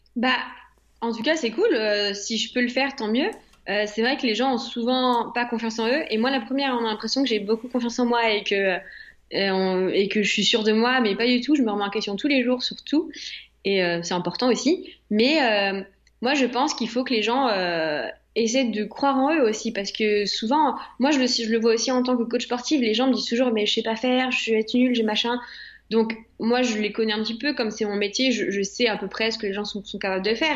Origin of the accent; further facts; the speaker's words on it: France; je suis française à 100%